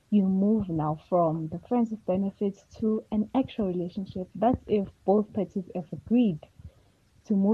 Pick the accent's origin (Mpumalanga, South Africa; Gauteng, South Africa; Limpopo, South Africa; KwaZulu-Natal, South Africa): KwaZulu-Natal, South Africa; eDube, KwaMashu; from Edube.